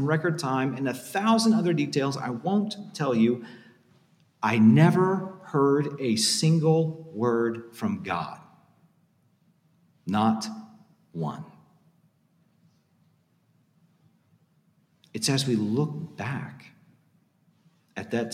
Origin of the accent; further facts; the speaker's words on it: Chattanooga, Tennessee, United States; moved away; also born or lived in St. Louis; my hometown of Chattanooga